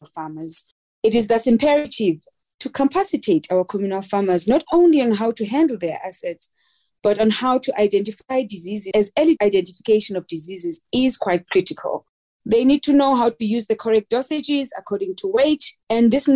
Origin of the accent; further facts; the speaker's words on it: Mdantsane, Eastern Cape, South Africa; also born or lived in Keiskammahoek, Eastern Cape; I grew up in Mdanzane, which is a location or township in the Eastern Cape. And we later moved to the rural village of Kaiskamahook, which is known as Kuqoboqobo in the Eastern Cape.